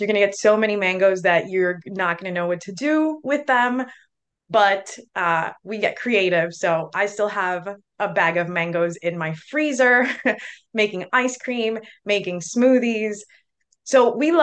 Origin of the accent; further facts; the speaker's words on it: Cuba; now in Miami, United States; I'm from Cuba